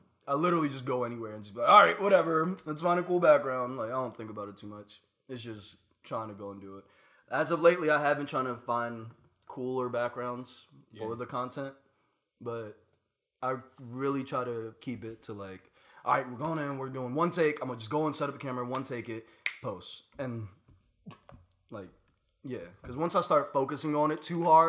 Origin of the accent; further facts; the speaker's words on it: United States; I'm from the States